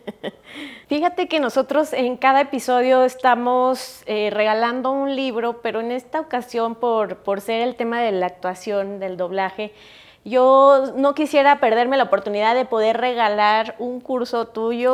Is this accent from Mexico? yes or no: yes; Mexico; also born or lived in Europe; yo tuve la oportunidad de vivir en Europa y yo extrañaba un montón mi México